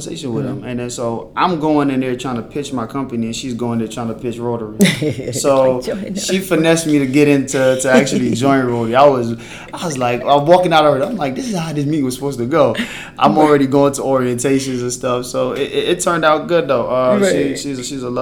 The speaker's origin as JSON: {"language": "English", "area": "PG, DC area", "region": "Maryland", "country": "United States", "tie": "born or raised there", "also_born_or_lived": "Sierra Leone"}